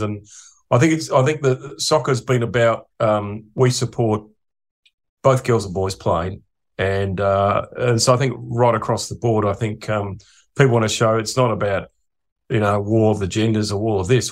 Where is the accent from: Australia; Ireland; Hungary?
Australia; Adelaide, South Australia; now in Sydney, Australia; I'm from Adelaide.